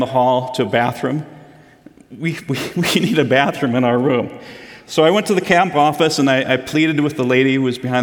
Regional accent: Midwest, United States; being born and raised in the Midwest

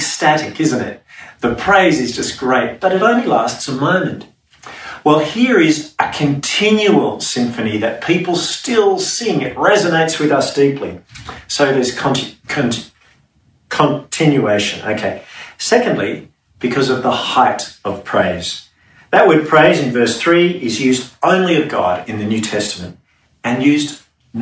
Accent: Sydney, New South Wales, Australia; growing up in Sydney's suburbs near the bush in summer

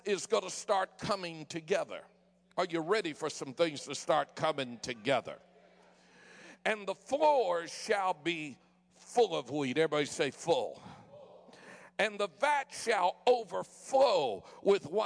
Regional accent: Denver, Colorado, United States; moved away; also born or lived in San Francisco, California; I was born in San Francisco and raised in Denver

